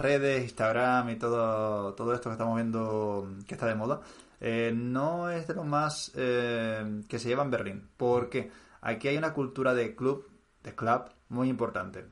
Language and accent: Spanish; Canary Islands, Spain; moved away; yo como soy canario